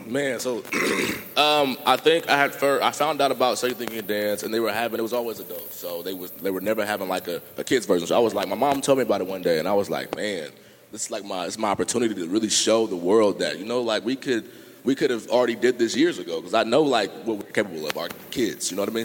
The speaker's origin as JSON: {"language": "English", "town": "Sacramento", "region": "California", "country": "United States", "tie": "born or raised there", "said": "born and raised in Sacramento"}